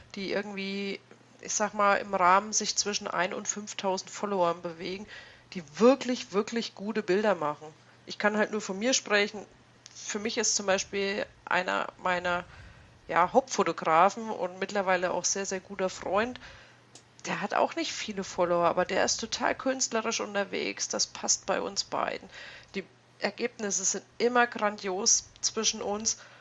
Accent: East Germany, Germany; ich bin ein gebürtiger Ossi

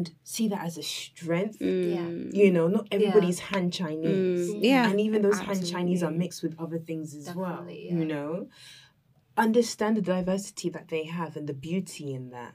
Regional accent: England, United Kingdom; now in China; I'm from England.

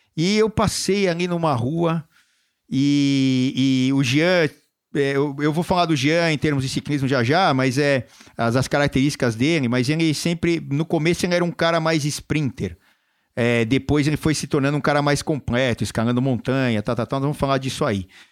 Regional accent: São Paulo, Brazil; eu sou aqui de São Paulo também

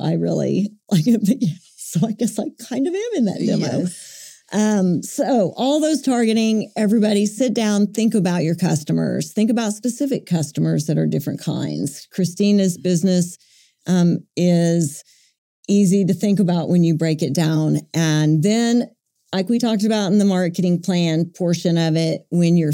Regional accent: Buffalo, Oklahoma, United States; My little hometown that I grew up in, Buffalo, Oklahoma

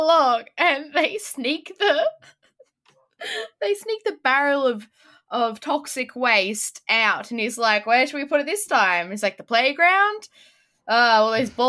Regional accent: Tasmania, Australia; I grew up in Tasmania and we didn't get The Simpsons.

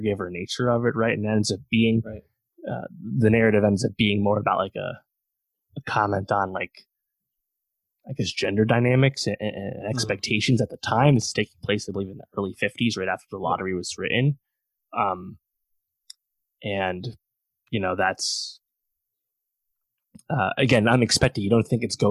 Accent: Poughkeepsie, New York, United States; Vassar College, which is right in my hometown

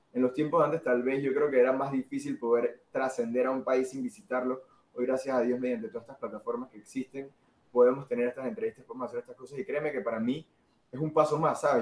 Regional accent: Panama; soy un chico de Panamá

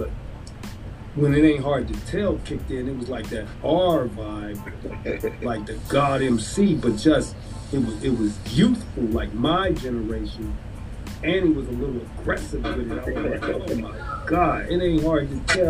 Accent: Philadelphia, Pennsylvania, United States; give it up to the two places that made me, the East and the West Coast, because I'm from Philly.

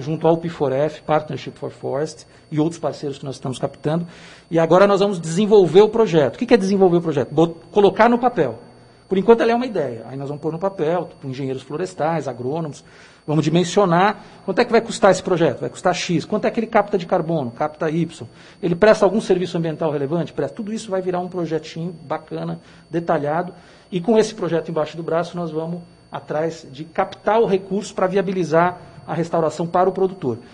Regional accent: Araraquara, São Paulo, Brazil; moved away as an adult; also born or lived in Brasília; Depois de 21 anos em Brasília, voltei para minhas terras, que eu sou aqui de Araraquara

